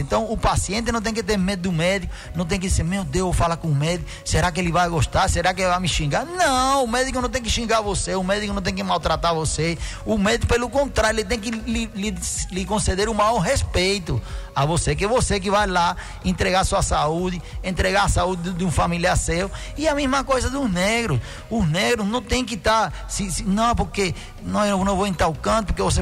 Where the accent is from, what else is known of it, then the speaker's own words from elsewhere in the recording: Cuba; Portuguese is a second language; now in Brazil; eu me sinto muito orgulhoso de ter nascido em Cuba, de ter sido criado lá